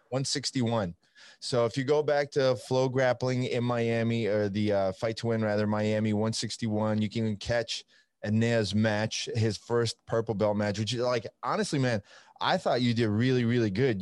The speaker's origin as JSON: {"language": "English", "country": "Italy", "moved": "yes", "lives_now": "United States", "said": "I'm from Italy"}